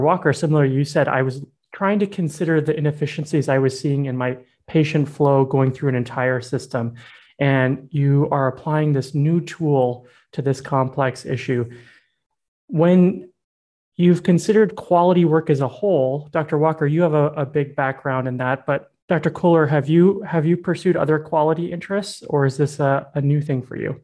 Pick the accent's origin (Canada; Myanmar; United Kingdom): Myanmar; Yangon, Yangon Region; moved away; I grew up in Myanmar. That I spent 11 years there